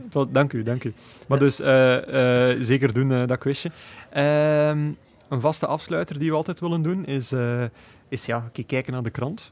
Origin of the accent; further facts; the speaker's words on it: Belgium; wij als Belgen